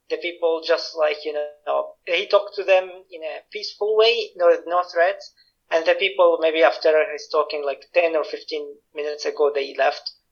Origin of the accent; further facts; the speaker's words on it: Damascus, Damascus Governorate, Syria; moved away; I was in Damascus. I'm from Damascus. I was in Damascus when it happened on March 15